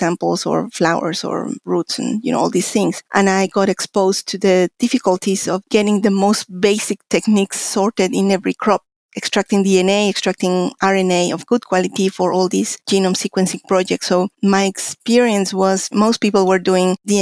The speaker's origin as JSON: {"language": "English", "region": "Mexico City", "country": "Mexico", "tie": "born or raised there", "also_born_or_lived": "Connecticut, United States", "moved": "as an adult", "lives_now": "New Zealand", "said": "I'm a Mexican scientist. I was born in Mexico City, where I got my bachelor's in biology and later a master's in biochemistry."}